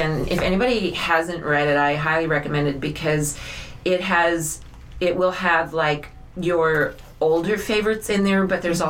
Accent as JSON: {"language": "English", "area": "Burin Peninsula", "region": "Newfoundland and Labrador", "country": "Canada", "tie": "born or raised there", "lives_now": "St. John's, Canada", "said": "I was born in Labrador, and I grew up on the Burren Peninsula. So I have a joke that I say it gives me dual citizenship status."}